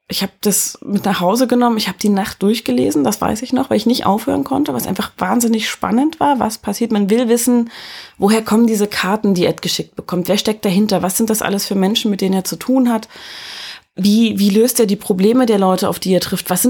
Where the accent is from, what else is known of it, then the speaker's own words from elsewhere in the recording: Erfurt, Thuringia, Germany; Ich bin in Erfurt geboren und groß geworden